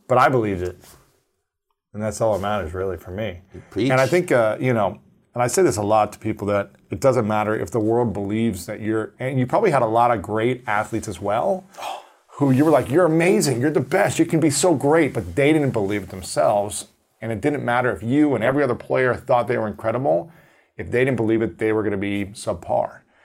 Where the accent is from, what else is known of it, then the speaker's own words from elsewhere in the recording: Ohio, United States; I'm from Ohio, and so we're the same age